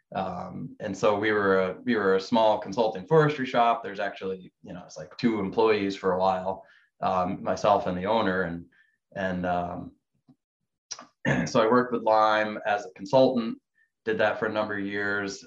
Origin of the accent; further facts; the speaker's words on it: Vermont, United States; I grew up in Vermont